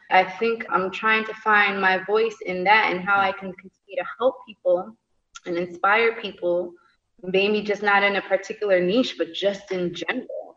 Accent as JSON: {"language": "English", "country": "United States", "also_born_or_lived": "Italy / London", "moved": "yes", "said": "being an American"}